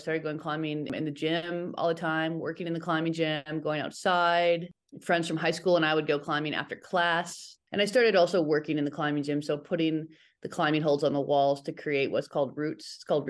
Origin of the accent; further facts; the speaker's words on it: Reno, Nevada, United States; I grew up in Reno, Northern Nevada, and it's near Lake Tahoe, and there's a fair amount of rock there.